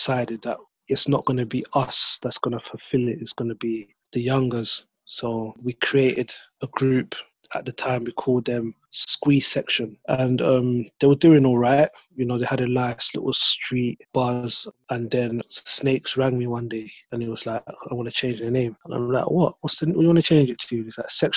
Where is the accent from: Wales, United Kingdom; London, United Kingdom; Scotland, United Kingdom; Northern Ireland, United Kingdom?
London, United Kingdom; I grew up in Brixton